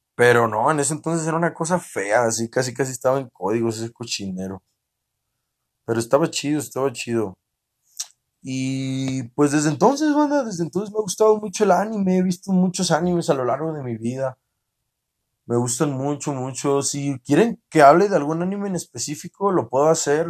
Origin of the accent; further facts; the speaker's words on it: northern Mexico, Mexico; yo soy norteño